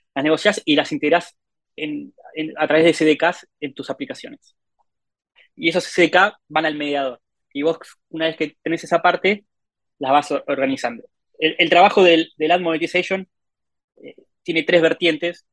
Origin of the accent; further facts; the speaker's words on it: Argentina; soy de Argentina.